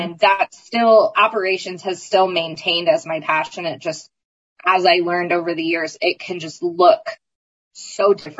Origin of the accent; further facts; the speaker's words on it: East Coast, United States; moved away; also born or lived in Indiana; I never had any hesitation about leaving Indiana. I'm originally from the East Coast. So Indiana was never really home.